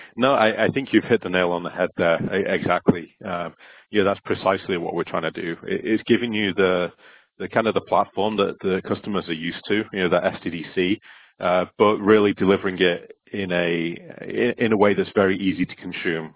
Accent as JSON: {"language": "English", "town": "Stockport", "region": "North West England", "country": "United Kingdom", "moved": "yes", "lives_now": "West Coast, United States", "said": "I'm originally from Stockport, uh, which is just close to Manchester in the UK, and my accent seems to have travelled"}